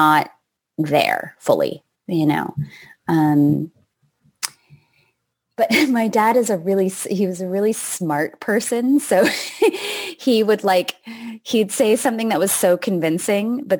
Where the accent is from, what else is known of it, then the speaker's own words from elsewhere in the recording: Canada; moved away as an adult; now in United States; At that point, I had lived in the States for 15 years. And I'm from Canada